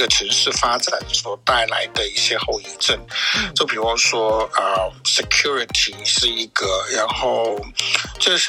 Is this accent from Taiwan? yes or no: no; Melbourne, Victoria, Australia; 我真的是从小在这里长大的关系，因为我我我小学就过来了